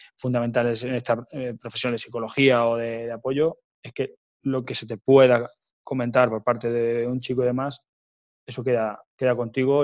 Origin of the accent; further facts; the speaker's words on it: Ciudad Real province, Castilla-La Mancha, Spain; moved away as an adult; estaba en mi pueblo, en Portugal, Ciudad Real